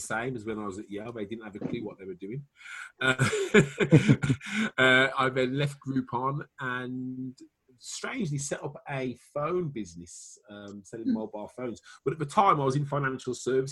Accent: Wales, United Kingdom; accent: Welsh; my Welsh accent

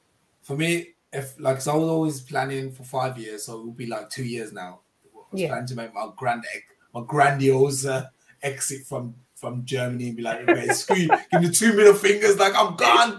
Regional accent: Jamaica; It was always going to happen, being in Jamaican. I was always going to end up with dreadlocks.

